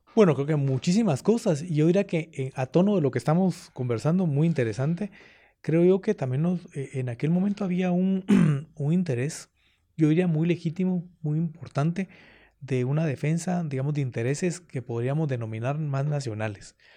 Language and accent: Spanish; Guatemala City, Guatemala Department, Guatemala; yo de pequeño, yo estudié en el Colegio Loyola. ahí Allá en la 12 Avenida, de la zona 1, atrás de la Merced